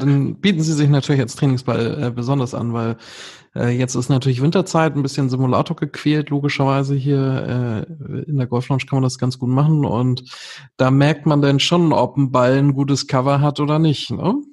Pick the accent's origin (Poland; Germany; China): Germany; Northern Germany; als Norddeutscher